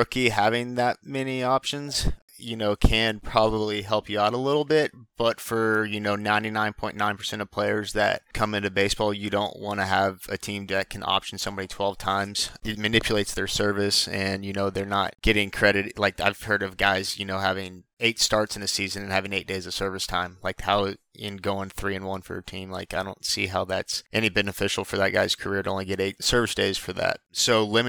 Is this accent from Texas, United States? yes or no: yes; Houston, Texas, United States; We grew up together in Houston and played travel ball in high school together